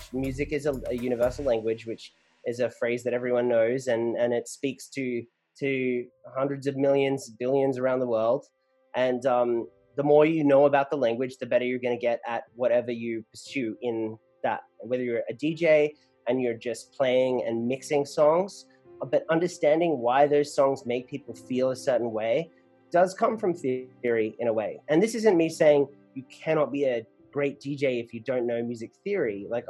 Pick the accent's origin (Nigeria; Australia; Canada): Australia; now in Los Angeles, United States; I used the word college here in America, but I grew up in Australia. I've been living in LA for 7 years now, hence the smooshed accent.